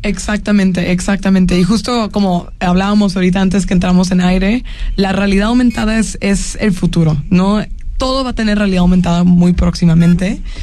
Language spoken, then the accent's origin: Spanish; Guadalajara, Jalisco, Mexico; now in Mexico City, Mexico; Soy tapatía